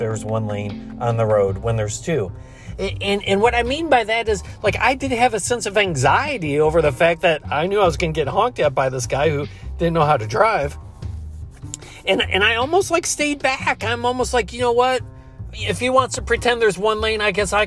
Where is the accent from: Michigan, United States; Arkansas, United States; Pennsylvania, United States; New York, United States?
New York, United States; Buffalo; the Buffalo Bills, my hometown